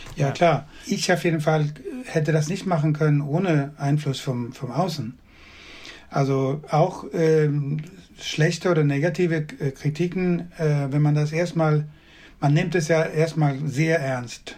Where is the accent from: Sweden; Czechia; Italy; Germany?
Sweden; western Sweden; German is a second language; now in Skåne, Sweden; ich bin nicht in Südschweden geboren, sondern im Westen von Schweden